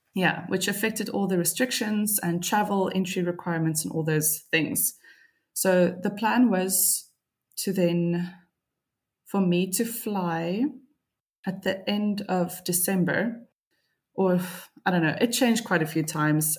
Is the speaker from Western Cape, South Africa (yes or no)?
yes; Cape Town, Western Cape, South Africa; moved away as an adult; now in Tallinn, Estonia; as a South African woman